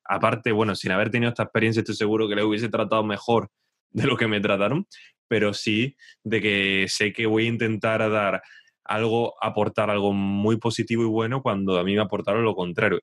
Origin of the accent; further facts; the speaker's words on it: Spain; now in England, United Kingdom; no me siento totalmente inglés. Pero cuando vuelvo a España